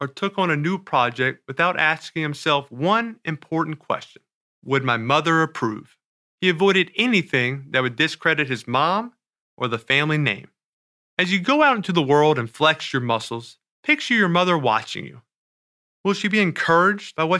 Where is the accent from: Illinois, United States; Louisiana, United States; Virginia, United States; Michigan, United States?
Louisiana, United States; New Orleans; In New Orleans, my hometown